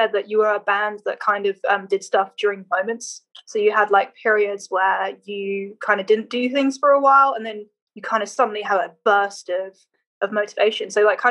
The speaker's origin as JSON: {"language": "English", "region": "England", "country": "United Kingdom", "lives_now": "London, United Kingdom", "said": "we're so English"}